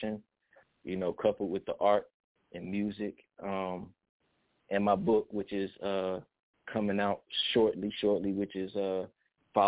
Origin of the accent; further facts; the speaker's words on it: Atlanta, Georgia, United States; I am from Atlanta, Georgia